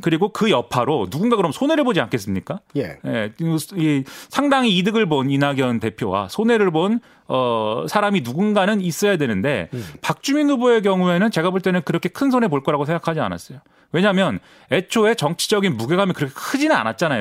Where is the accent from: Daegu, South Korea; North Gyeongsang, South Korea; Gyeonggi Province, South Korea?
Gyeonggi Province, South Korea; Suwon; 제가 이제 수원 사람인데